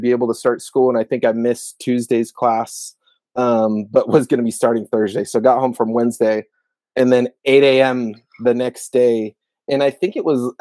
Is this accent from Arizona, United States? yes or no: yes; Gilbert, Arizona, United States; I grew up in Gilbert, Arizona